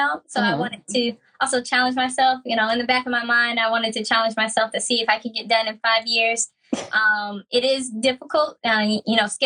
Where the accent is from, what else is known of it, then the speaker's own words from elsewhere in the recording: Pell City, Alabama, United States; also born or lived in Huntsville, Alabama; I'm from Pell City, Alabama. Not many folks might know what that is. It's near Birmingham, Alabama.